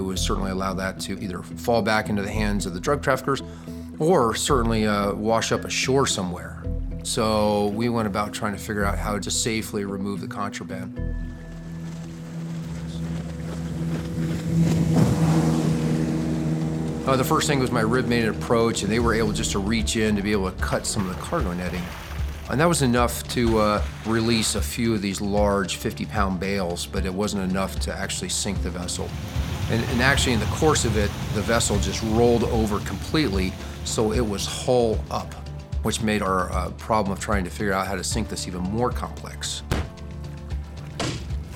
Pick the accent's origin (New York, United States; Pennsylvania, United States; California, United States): New York, United States; Saranac Lake; now in Newport, United States; I'm from Saranac Lake, New York